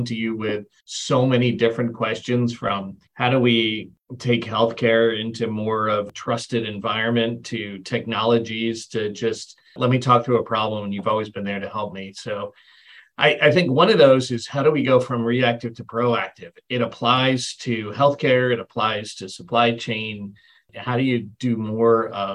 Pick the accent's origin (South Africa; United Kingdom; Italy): United Kingdom; England; moved away; I was born in England